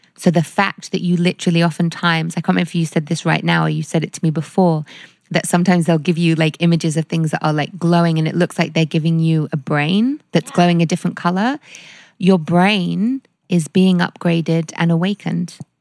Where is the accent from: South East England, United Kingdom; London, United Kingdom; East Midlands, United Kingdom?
London, United Kingdom; growing up in London